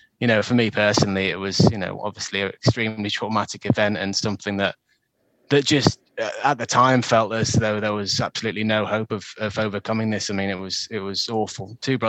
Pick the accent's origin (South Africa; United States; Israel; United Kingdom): United Kingdom; Lake District, North West England; I grew up in the Lake District. I was very fortunate to grow up with the outdoors on my doorstep. And so growing up in a place where, you know, you're surrounded by mountains, lakes, rivers, it's all there. It's all on your doorstep. It's part of you.